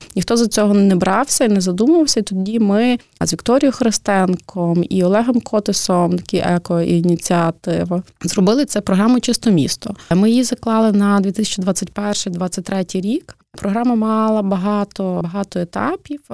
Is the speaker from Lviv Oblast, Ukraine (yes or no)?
yes; Lviv, Lviv Oblast, Ukraine; ми, львів'яни